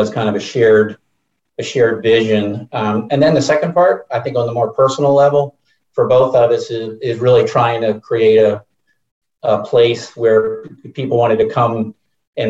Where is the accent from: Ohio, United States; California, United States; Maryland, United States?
Maryland, United States; Baltimore; I grew up in Baltimore, Maryland